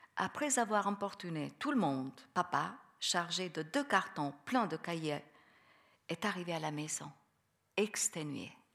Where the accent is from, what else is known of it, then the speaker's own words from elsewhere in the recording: Albania; French is a second language; moved away; mon pays natal